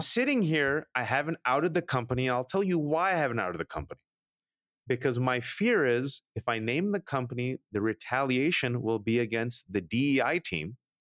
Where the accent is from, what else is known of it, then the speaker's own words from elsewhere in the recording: Bay Area, California, United States; I'm born and raised in America, and I always respond, "The Bay Area